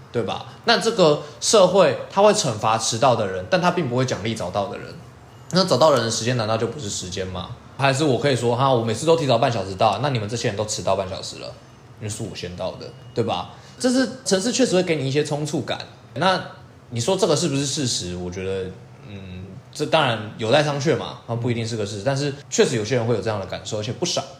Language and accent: Chinese; southern Taiwan, Taiwan; now in Taipei, Taiwan; 因为我就是个南部人